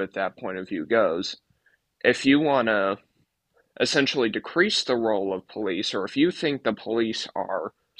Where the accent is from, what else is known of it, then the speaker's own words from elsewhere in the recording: California, United States; moved away; also born or lived in Arizona; I grew up in California